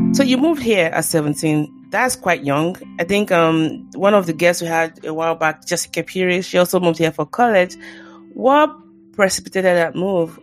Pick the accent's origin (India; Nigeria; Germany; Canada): Nigeria; now in United States; growing up in Nigeria, like for example, I'm Christian